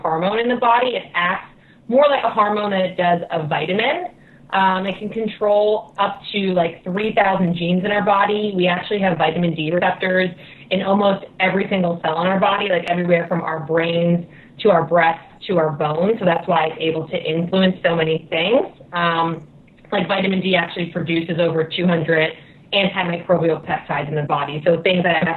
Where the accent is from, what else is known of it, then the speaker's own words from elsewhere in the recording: New Jersey, United States; moved away; also born or lived in Connecticut; I grew up in Jersey, so I put in my time with the dark, dreary weather and the gray skies.